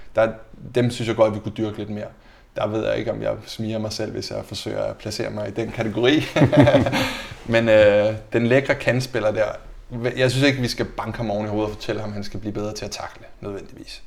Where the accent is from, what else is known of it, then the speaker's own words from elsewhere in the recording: Denmark; moved away as an adult; also born or lived in Braunschweig, Germany / Mainz, Germany / Fürth, Germany / Enschede, Netherlands; som dansker